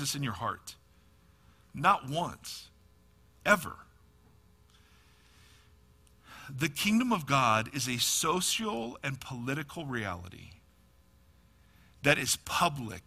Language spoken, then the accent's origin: English; Ohio, United States; moved away as an adult; also born or lived in California; now in Nashville, United States; I am from Ohio, lived in California for 20 years, moved back to Ohio before I moved to the frost-laden plains of Nashville.